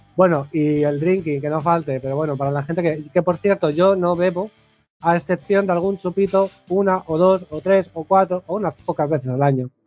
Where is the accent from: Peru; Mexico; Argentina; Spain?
Spain; Catalonia; yo me siento famoso en mi pueblo